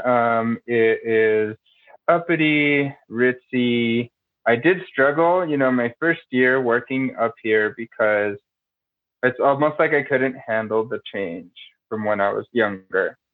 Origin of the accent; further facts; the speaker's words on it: Denver, Colorado, United States; I am born and raised in Denver